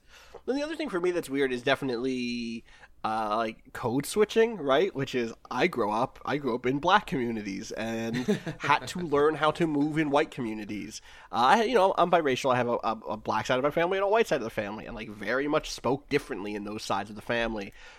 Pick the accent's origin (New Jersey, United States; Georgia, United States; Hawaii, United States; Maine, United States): New Jersey, United States; also born or lived in Wilkes-Barre, Pennsylvania; So I'm from there, but I was raised in South Jersey. But I don't have there are a lot of South Jersey accent things that I don't have.